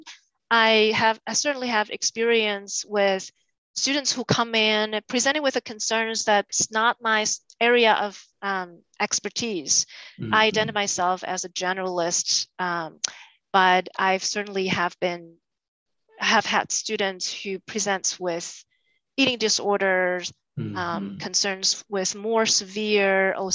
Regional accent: Taiwan; moved away as an adult; now in United States; I was born and raised in Taiwan

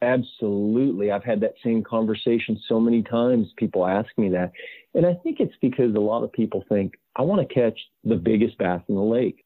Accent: Southern California, United States; growing up in Southern California

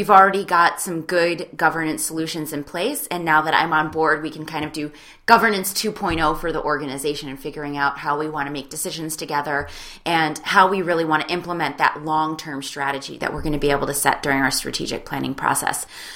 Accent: Chicago, Illinois, United States; moved away as an adult; also born or lived in Pennsylvania; I'm originally from Chicago, and grew up, learned a little bit about community organizing there while I was in high school

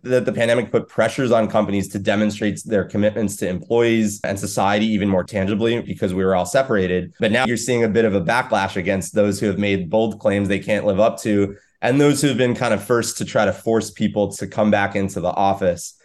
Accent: New York, United States; I'm a New Yorker

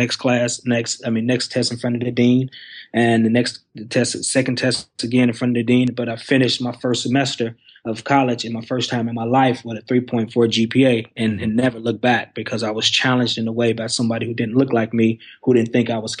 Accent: Detroit, Michigan, United States; moved away as an adult; also born or lived in Cleveland, Mississippi; now in Missouri, United States; I'm born and raised in Detroit, Michigan

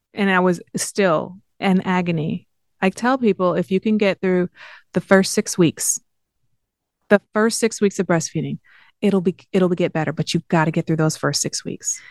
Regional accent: Southfield, Michigan, United States; moved away; I grew up in Southfield.

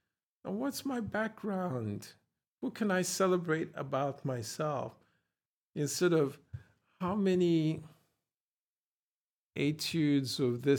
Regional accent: Ghana; I said, from Ghana. And he said, oh, great.

